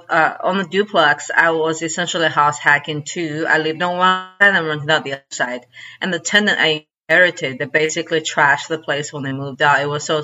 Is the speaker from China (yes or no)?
yes; China; also born or lived in Chicago; now in Arkansas, United States; my hometown in China